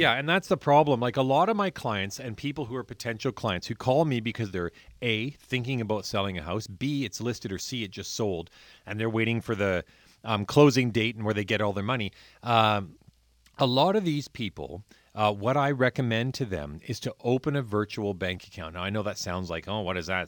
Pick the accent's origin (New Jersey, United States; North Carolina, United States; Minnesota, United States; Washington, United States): Washington, United States; Point Roberts; I grew up in Point Roberts where our cabin, um, we had had down there since nineteen twenty-eight